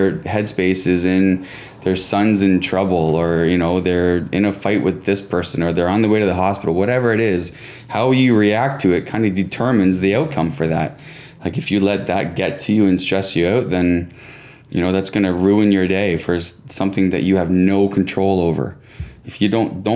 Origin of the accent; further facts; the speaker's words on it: Cobourg, Ontario, Canada; So I'm from Cobourg, which is about an hour east of Toronto, right on Lake Ontario, about 15,000 people